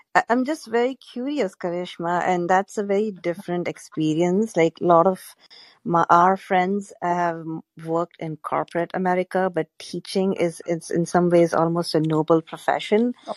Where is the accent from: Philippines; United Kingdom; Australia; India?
India; Gujarat; moved away as an adult; also born or lived in Worcester, Massachusetts; I'm from Gujarat